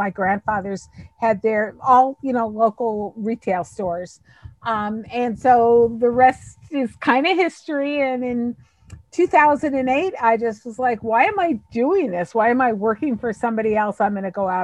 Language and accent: English; Long Island, New York, United States; So I grew up in New York on Long Island. I was born in New York City